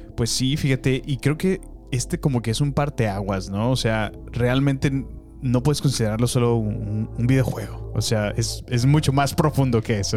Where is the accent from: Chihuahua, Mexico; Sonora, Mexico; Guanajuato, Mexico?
Guanajuato, Mexico; Salamanca; moved away; fue mi infancia allá en Salamanca